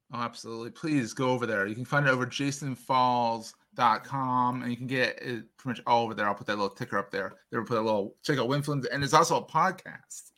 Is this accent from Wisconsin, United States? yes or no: no; Philadelphia, Pennsylvania, United States; I grew up in and around Philadelphia